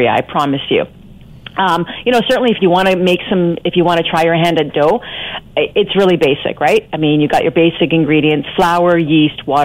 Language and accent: English; Scarborough, Ontario, Canada; I grew up in Scarborough, a lot of my friends were Italian.